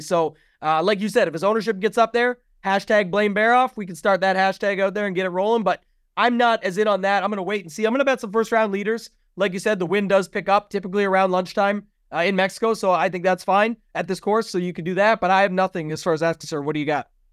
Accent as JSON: {"language": "English", "country": "Canada", "said": "I'm Canadian"}